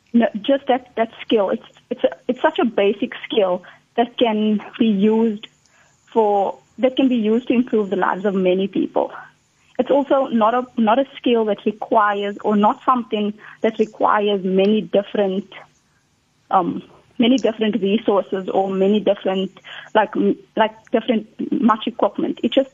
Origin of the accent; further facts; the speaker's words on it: South Africa; as a South African